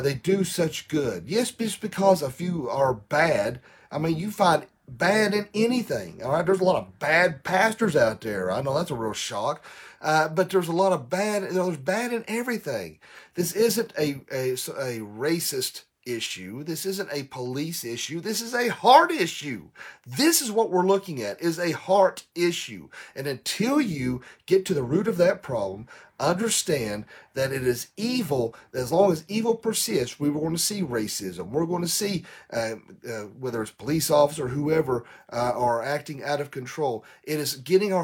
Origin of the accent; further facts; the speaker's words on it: Tennessee, United States; in Tennessee, my home, here in my home state